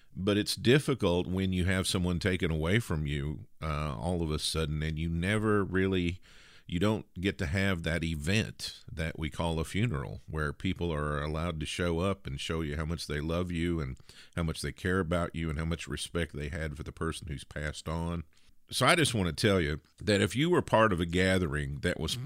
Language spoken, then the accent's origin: English; the South, United States; accent: Southern; you can probably tell I'm from the South by uh, ever so slight accent